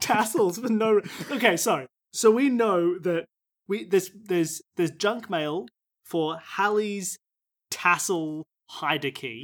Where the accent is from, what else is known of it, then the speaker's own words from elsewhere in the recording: Australia; I'm from Australia